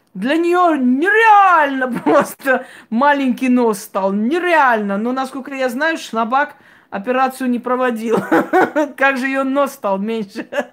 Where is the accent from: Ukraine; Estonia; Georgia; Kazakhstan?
Georgia; Я родилась в Грузии, я знаю четыре языка.